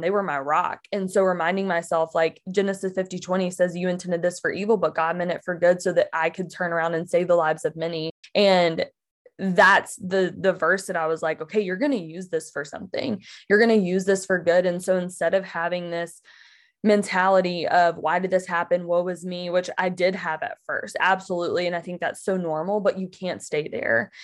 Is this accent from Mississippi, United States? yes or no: yes; Mississippi, United States; moved away as an adult; now in Michigan, United States; I am from Mississippi originally, so I grew up there. And I moved up to Michigan, where I still live now, back in twenty fourteen.